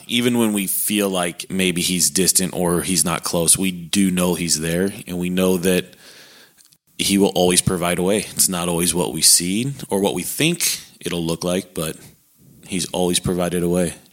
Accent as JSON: {"language": "English", "town": "San Diego", "region": "California", "country": "United States", "tie": "born or raised there", "also_born_or_lived": "Alaska / Hawaii", "moved": "as an adult", "lives_now": "Texas, United States", "said": "born just outside of San Diego, California. Uh, born and raised there."}